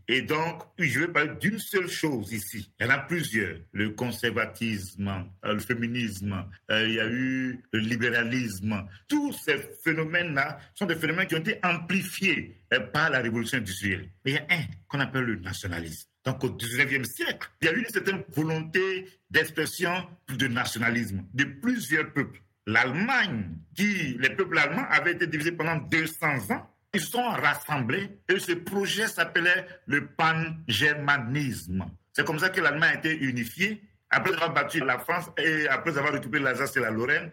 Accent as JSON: {"language": "French", "country": "Côte d’Ivoire", "moved": "yes", "lives_now": "United States", "said": "je suis ivoirien, ah, je suis basé aux États-Unis"}